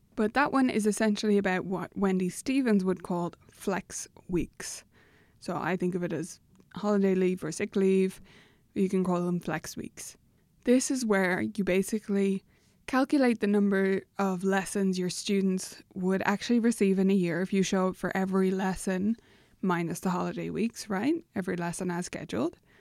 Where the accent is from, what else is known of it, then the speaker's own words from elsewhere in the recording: Ireland; as an Irish person